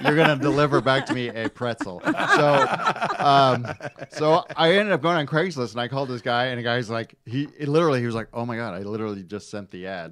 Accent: Michigan, United States; I grew up in Michigan

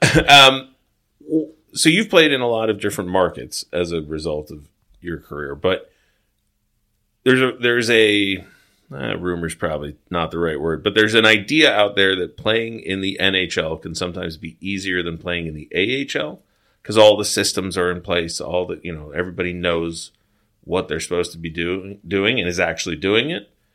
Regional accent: Long Beach, California, United States; I'm from Long Beach, California.

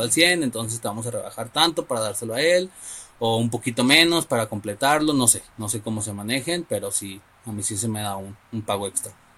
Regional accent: Guadalajara, Jalisco, Mexico; la ciudad de donde yo soy

